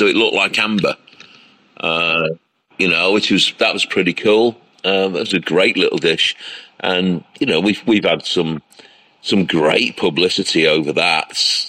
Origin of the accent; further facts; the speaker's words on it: North West England, United Kingdom; my grandparents were the first in Cheshire, which was my home state in the UK, to do pub food.